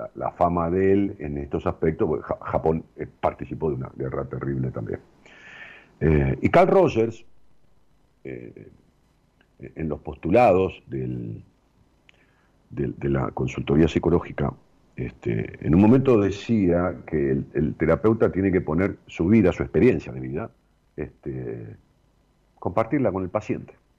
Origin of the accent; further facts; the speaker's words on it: Ramos Mejía, Buenos Aires Province, Argentina; empezamos a hacer un edificio en Ramos Mejías, a mi pueblo